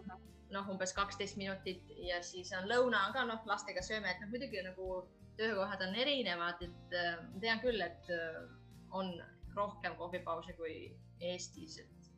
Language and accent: Estonian; Estonia; now in Finland; ma olen Eestist